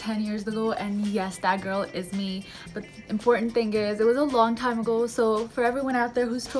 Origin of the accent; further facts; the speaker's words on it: Pakistan; we're Pakistani